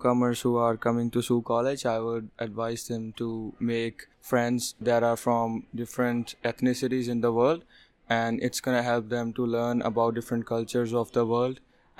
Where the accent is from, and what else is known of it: India; moved away as an adult; now in Canada